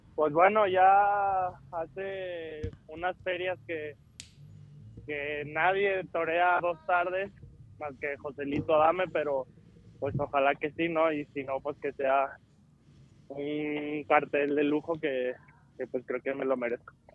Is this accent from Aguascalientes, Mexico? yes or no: yes; Aguascalientes, Mexico; muy orgulloso de representar a México y Aguascalientes